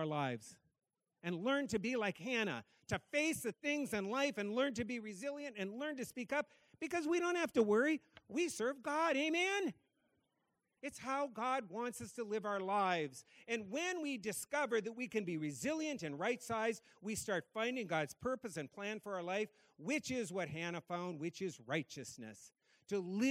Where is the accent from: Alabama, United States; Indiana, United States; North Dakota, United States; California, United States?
North Dakota, United States; now in Massachusetts, United States; I grew up in North Dakota. I live in Massachusetts